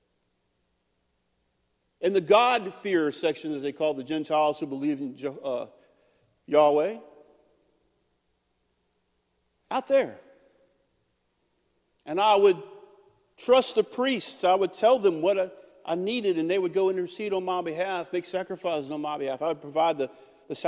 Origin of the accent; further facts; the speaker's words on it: United States; I'm an American